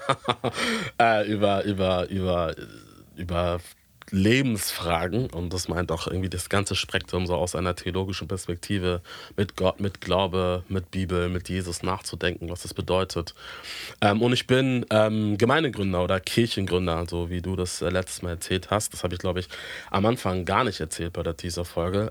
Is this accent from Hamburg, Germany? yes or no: yes; Hamburg, Germany; ich bin ähm, hier in Hamburg geboren und auch aufgewachsen